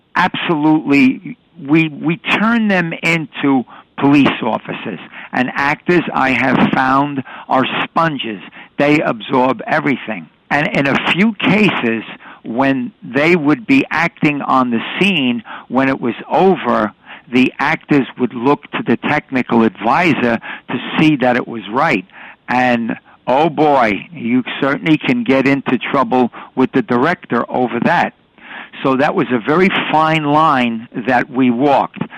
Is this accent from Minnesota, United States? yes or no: no; New York City, New York, United States; I was born and raised in New York City